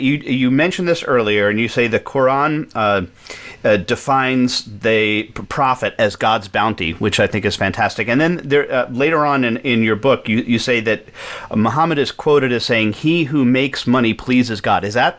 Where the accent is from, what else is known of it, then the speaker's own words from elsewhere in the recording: New York, United States; I grew up in New York